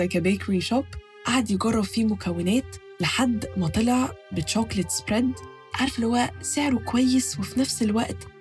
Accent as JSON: {"language": "Arabic", "country": "Egypt", "said": "عندنا في مصر"}